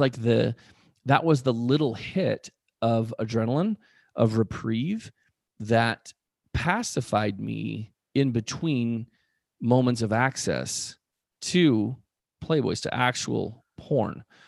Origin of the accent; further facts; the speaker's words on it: Spokane, Washington, United States; where we grew up in Spokane